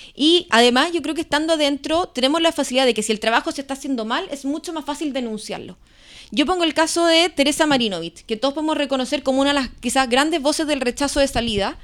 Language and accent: Spanish; Osorno, Los Lagos, Chile; moved away as an adult; also born or lived in Santiago; Osornina de Tomo y Lomo de toda la vida. Nací, crecí en, en Osorno.